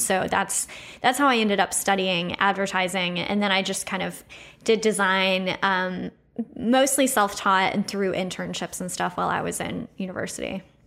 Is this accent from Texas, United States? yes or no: yes; Austin, Texas, United States; moved away as an adult; also born or lived in Chicago; I grew up, uh, I grew up here in Austin